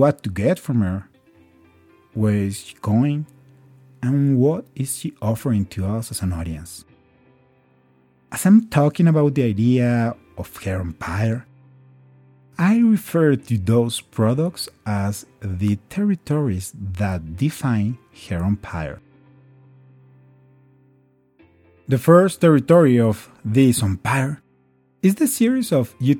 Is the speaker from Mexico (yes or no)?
yes; Mexico; first language Spanish; English is a second language; now in Colombia; I am from Mexico, but living in Colombia